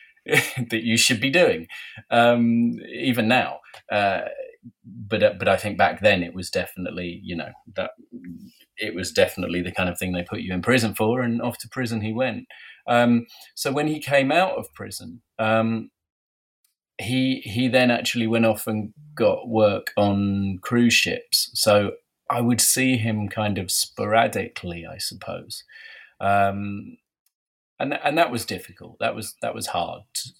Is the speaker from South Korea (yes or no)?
no; London, United Kingdom; also born or lived in Soho, London / Brighton; I was brought up in West London, in Fulham while I was a kid